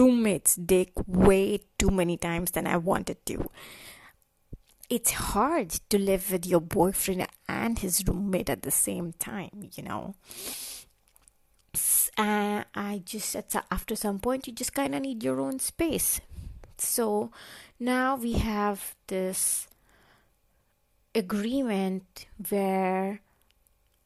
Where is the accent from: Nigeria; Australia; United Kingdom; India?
India; moved away as an adult; now in Germany; this is my actual accent. I am from India and this is how I talk.